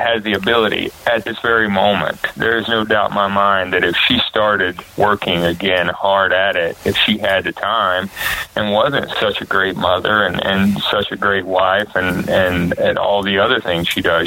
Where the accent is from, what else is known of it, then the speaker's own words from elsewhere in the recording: North Carolina, United States; I was from North Carolina.